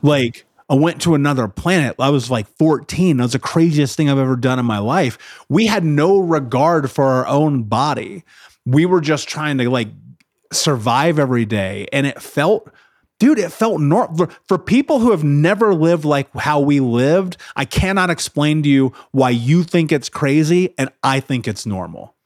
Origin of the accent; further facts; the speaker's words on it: Indianapolis, Indiana, United States; I grew up in Indianapolis